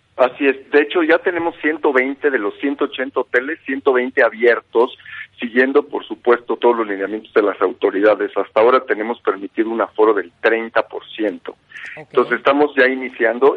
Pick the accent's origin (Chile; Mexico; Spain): Mexico; como mexicanos